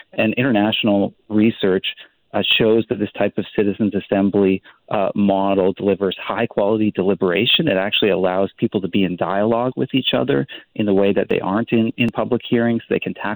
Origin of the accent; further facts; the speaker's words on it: British Columbia, Canada; our well-being as British Columbians.